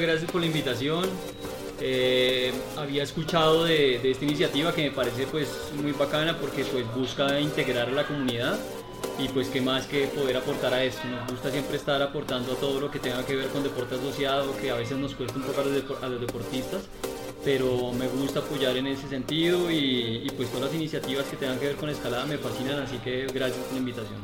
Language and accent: Spanish; Bogotá, Colombia; soy bogotano, en mis raíces soy un criollo total, porque mi papá es, es, de, mm, es caldense y mi mamá es de Boyacá. Yo, soy, yo nací en Bogotá